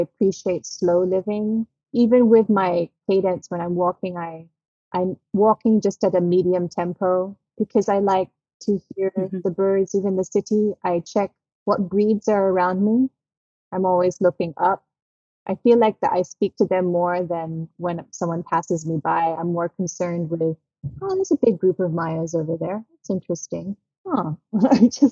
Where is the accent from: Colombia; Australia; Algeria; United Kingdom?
Australia; moved away; also born or lived in Philippines; growing up in Australia